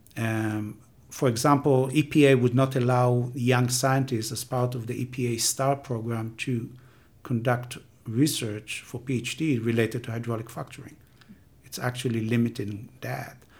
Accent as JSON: {"language": "English", "country": "Israel", "moved": "as an adult", "said": "I'm coming from Israel, and I've been working on water scarcity and water sharing between Israel and Palestinian the Jordan River"}